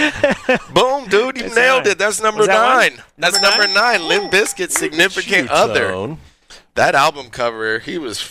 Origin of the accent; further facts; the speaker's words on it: Garden Grove, California, United States; also born or lived in Long Beach, California; I was born in Long Beach. They had a song called … I grew up in Garden Grove.